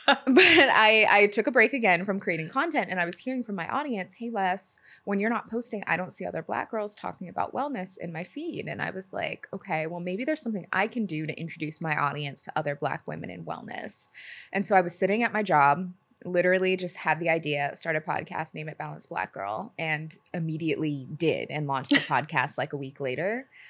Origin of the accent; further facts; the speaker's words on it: Seattle, Washington, United States; moved away as an adult; also born or lived in Los Angeles; now in New York, United States; growing up in Seattle